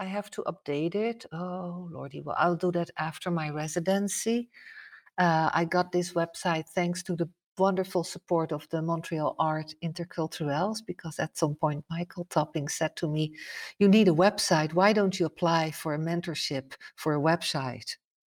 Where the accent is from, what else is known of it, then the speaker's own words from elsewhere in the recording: Netherlands; English is a second language; Like, even like, I come from Holland, you would say, wow, that's not so different of North America, but that's not true.